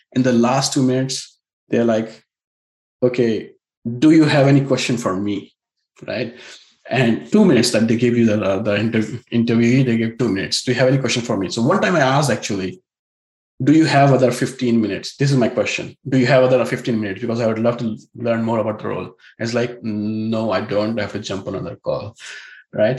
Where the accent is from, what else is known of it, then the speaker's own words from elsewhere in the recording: India; now in Silicon Valley, United States; an Indian techie with an elite pedigree